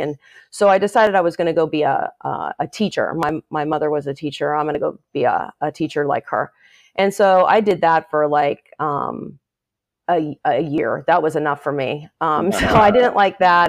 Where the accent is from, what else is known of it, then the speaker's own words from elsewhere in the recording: Los Angeles, California, United States; moved away as an adult; also born or lived in Chapel Hill, North Carolina; I grew up in Northridge, California, which, um, is in the San Fernando Valley. It's a suburb of Los Angeles.